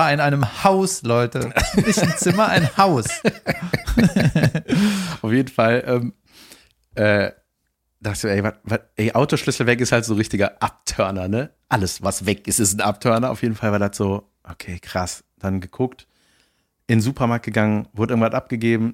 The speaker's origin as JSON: {"language": "German", "country": "Germany", "said": "als Deutscher"}